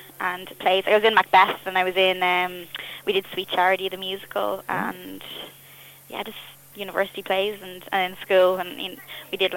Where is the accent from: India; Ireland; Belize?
Ireland; Bray, County Wicklow; accent: Irish; moved away as an adult; also born or lived in Dublin / Boston; now in United Kingdom; I was very lucky where I grew up. Bray was a great place. I was really close to Dublin